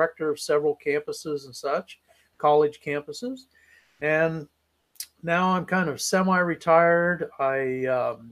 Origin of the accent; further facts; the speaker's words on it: Ohio, United States; moved away as an adult; now in San Diego, United States; I'm originally from Ohio